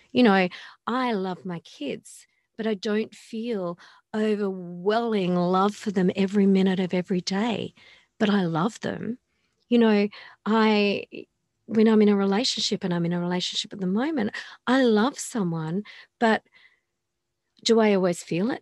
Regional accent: Australia; I come from Australia

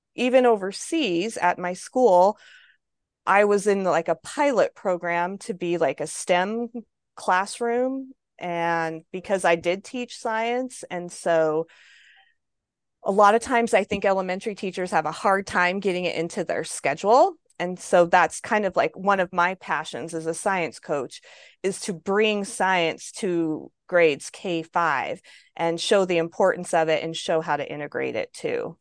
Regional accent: American Falls, Idaho, United States; I came home to American Falls and I taught here at American Falls School District for 12 years.

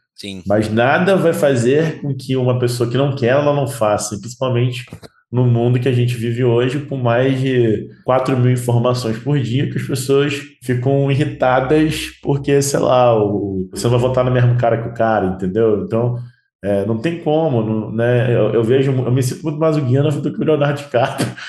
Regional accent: Rio de Janeiro, Brazil; now in Minas Gerais, Brazil; Moro aqui em Minas, eu sou carioca

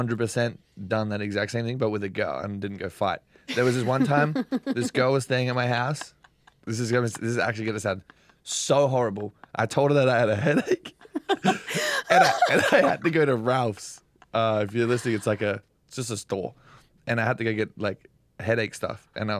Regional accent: New Zealand; also born or lived in Australia / England; No, because I was born in Australia, but I also like kind of grew up in New Zealand, and then. I spent some time in England, so whatever. Yeah. I'm everything.

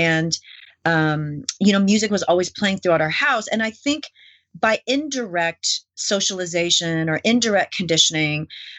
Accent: New York City, New York, United States; born there; I was born in New York City, and I was the only person in my family that was born in the U.S. because both my parents were born in Korea and then my siblings were born in Canada.

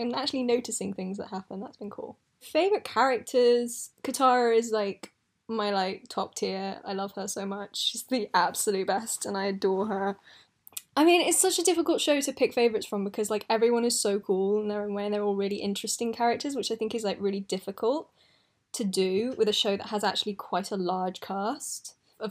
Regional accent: United Kingdom; I was doing my GCSEs then, because I'm British

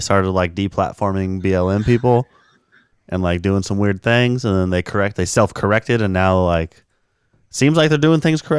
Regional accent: Stockton, California, United States; So I grew up in Stockton, which is a very diverse city in California. But then I, like, part of my life lived in this little rural town right outside of Stockton that was all white.

